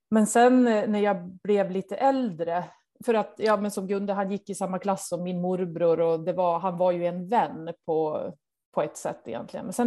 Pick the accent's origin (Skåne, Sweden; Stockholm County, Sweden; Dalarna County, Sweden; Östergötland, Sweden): Dalarna County, Sweden; now in Norway; Nej, jag känner mig som eh, en svensk i Norge.